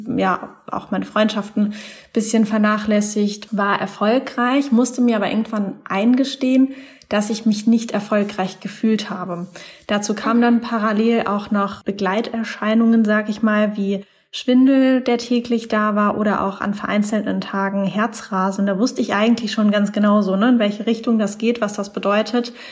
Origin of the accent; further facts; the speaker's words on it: Mannheim, Baden-Württemberg, Germany; moved away as an adult; also born or lived in Taiwan; now in Hamburg, Germany; ich komme ursprünglich aus Mannheim da in der Ecke